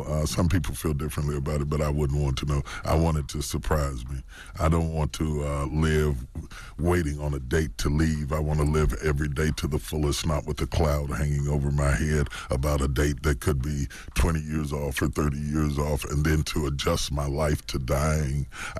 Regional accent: West Virginia, United States; And I come from West Virginia. I'm a country boy.

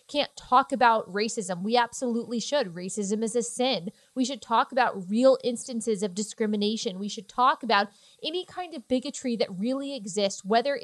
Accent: Texas, United States; I'm from Texas

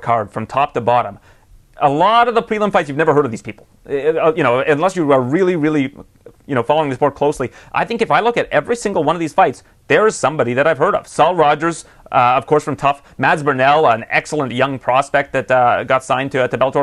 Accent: Canada

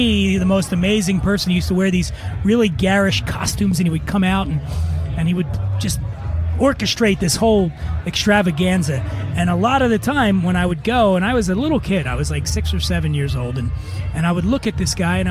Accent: Philadelphia, Pennsylvania, United States; when I was a kid, I grew up in Philadelphia, and I didn't have any money.

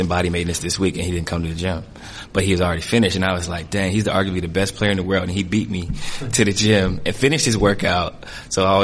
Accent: Canton, Ohio, United States; moved away as an adult; now in Portland, United States; growing up in Canton, Ohio, I've been around LeBron since I was probably, I don't know, 10 years old

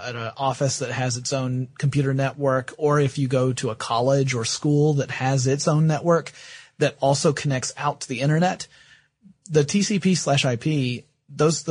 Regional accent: the Bible Belt, United States; I was brought up in the Bible Belt

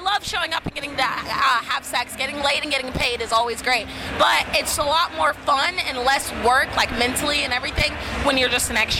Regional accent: Alabama, United States; now in Miami, United States; It's my, I guess you could say my hometown, but I'm actually originally from Alabama, but I love it here.

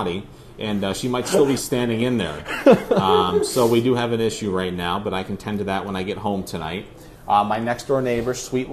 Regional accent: Ithaca, New York, United States; moved away; I grew up in Ithaca, New York

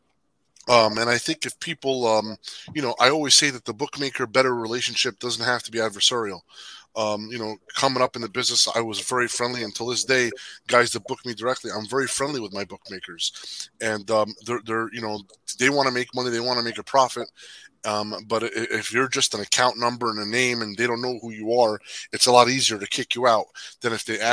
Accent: Jersey City, New Jersey, United States; I was born and raised in Jersey City.

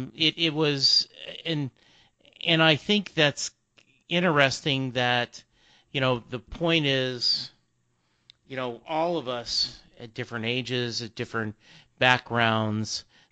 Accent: Lake Charles, Louisiana, United States; I grew up in Lake Charles, Louisiana. That's only 3 hours away from Houston, you know, and I graduated high school in 77.

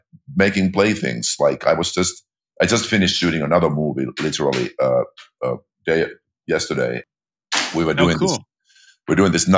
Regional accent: Finland; moved away; I grew up in Finland, population 5 million, minuscule movie industry

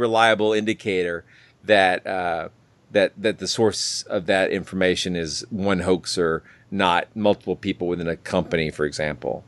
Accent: Atlanta, Georgia, United States; I'm from the Atlanta area, and Atlanta shuts down at night

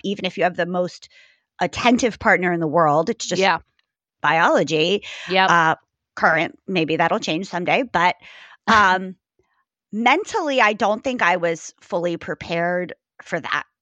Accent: New Jersey, United States; moved away as an adult; also born or lived in Maryland / New York; I was born in Maryland, raised in New Jersey.

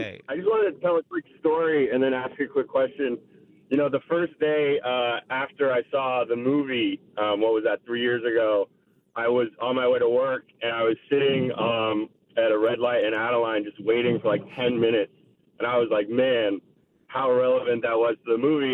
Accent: Oakland, California, United States; also born or lived in Oregon; you're born and raised here

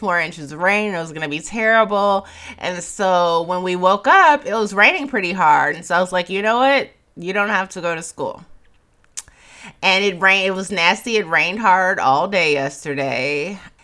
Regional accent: Chicago, Illinois, United States; moved away; I'm from Chicago

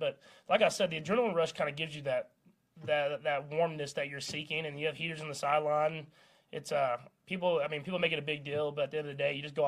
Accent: Texas, United States; moved away as an adult; I grew up in Texas

